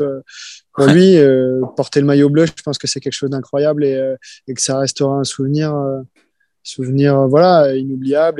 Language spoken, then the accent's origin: French; Rennes, Brittany, France; Je viens de Rennes